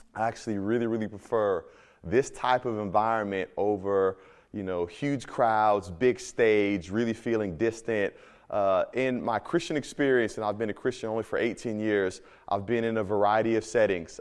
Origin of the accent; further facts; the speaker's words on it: Midwest, United States; moved away; also born or lived in Miami; I'm from the Midwest